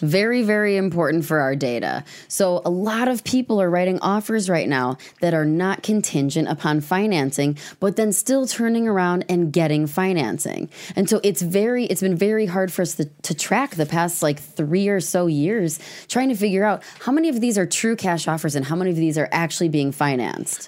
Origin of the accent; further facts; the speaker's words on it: Madison, Wisconsin, United States; also born or lived in Fitchburg, Wisconsin / Verona, Wisconsin; I grew up in Mad-, West Madison, Fitchburg, Verona.